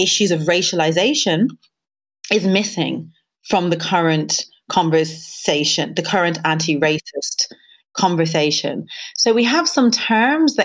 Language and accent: English; Dublin, Leinster, Ireland; moved away as an adult; now in United Kingdom; I moved from Dublin to London